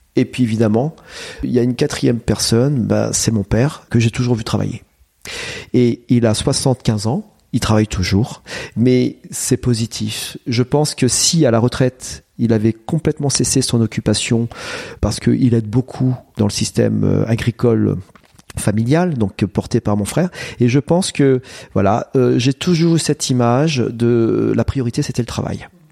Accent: Vauve, Centre-Val de Loire, France; je suis né à Vauve. Hein, donc que je suis originaire de la région

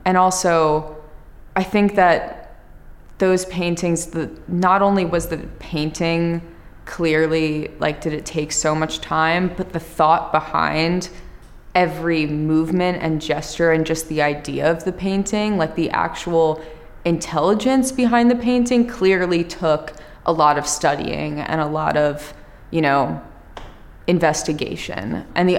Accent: New Jersey, United States; So I grew up, I told you I grew up in New Jersey. My family is from New York, but they moved there when they had me

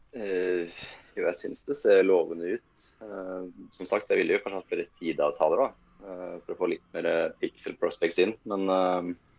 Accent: Sweden; jeg er svensk

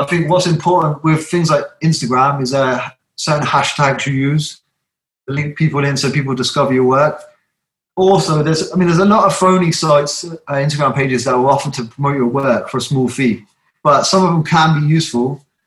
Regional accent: Southampton, South East England, United Kingdom; moved away as an adult; now in South Wales, United Kingdom; I'm from Southampton originally

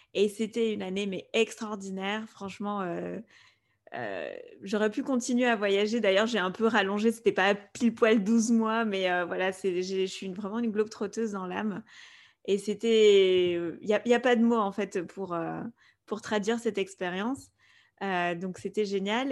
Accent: Spain; first language Spanish; French is a second language; moved away; avec mon frère, on a grandi en Espagne, donc euh, l'espagnol, c'est notre langue euh, maternelle

